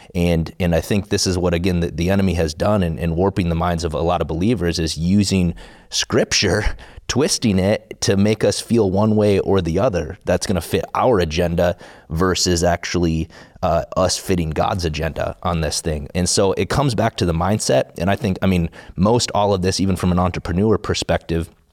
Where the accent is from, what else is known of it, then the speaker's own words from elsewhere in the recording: South Dakota, United States; I grew up in South Dakota